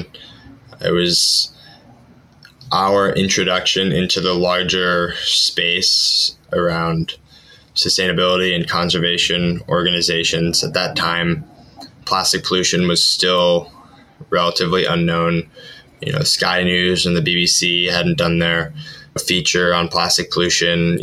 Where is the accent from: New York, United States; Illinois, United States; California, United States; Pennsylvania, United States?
New York, United States; Ithaca; my hometown of Ithaca, New York